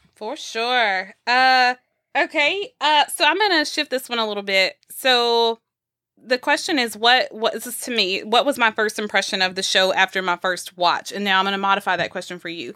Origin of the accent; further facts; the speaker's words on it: Texas, United States; we're from the South. We're from Texas, from the Bible Belt.